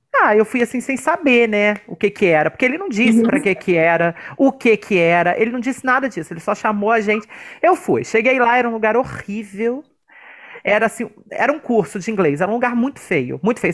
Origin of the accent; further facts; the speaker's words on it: Brazil; Nascemos no Brasil, que já é um lugar que é um perrengue